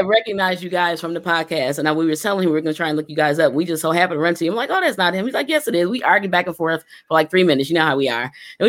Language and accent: English; Jersey Shore, New Jersey, United States; now in Buffalo, United States; was actually born here, but I was raised in the Jersey Shore.